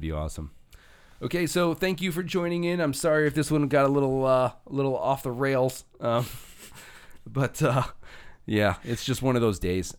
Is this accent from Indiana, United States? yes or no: yes; Northwest Indiana, United States; also born or lived in St. John, Indiana / Westville, Indiana; I grew up in Hestville. I grew, and then I went to high school in Saint John, and then I went to college in Vel, in, in Westville